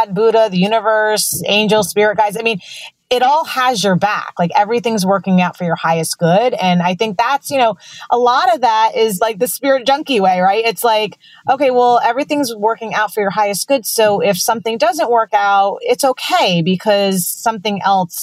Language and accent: English; New York, United States; I'm from New York